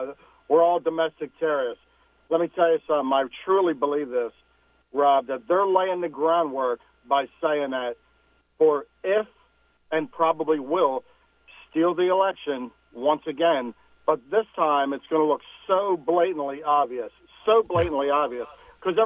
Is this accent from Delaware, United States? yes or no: yes; Delaware, United States; I'm from Delaware